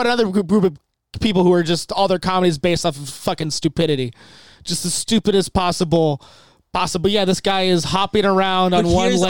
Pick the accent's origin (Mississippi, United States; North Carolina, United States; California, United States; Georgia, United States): California, United States; I grew up in California, so it's pretty boring.